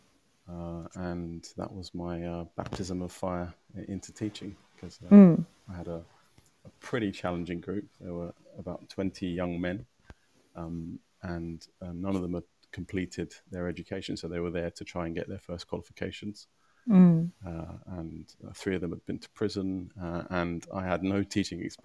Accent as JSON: {"language": "English", "region": "London", "country": "United Kingdom", "tie": "born or raised there", "said": "I grew up in Canning Town. My parents are both from Cyprus."}